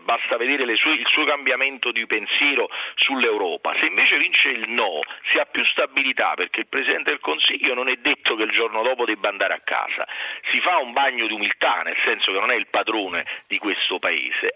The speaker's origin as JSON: {"language": "Italian", "town": "Naples", "region": "Campania", "country": "Italy", "said": "da napoletano"}